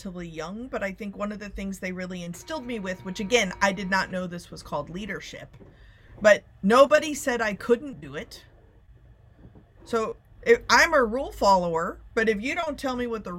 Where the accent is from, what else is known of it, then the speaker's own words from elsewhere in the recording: Plano, Texas, United States; I grew up in Plano, Texas